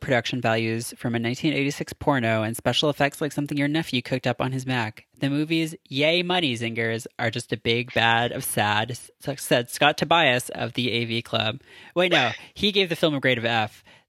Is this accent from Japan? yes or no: no; Canada; growing up in Canada